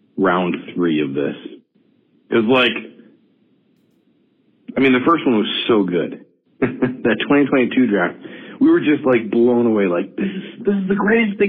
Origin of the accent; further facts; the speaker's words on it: Michigan, United States; I'm from Michigan, the land of eternal cold and horribleness